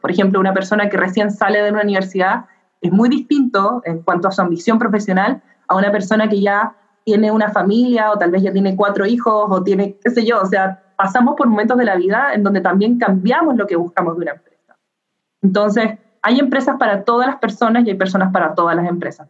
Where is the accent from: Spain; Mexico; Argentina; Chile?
Chile; yo soy chilena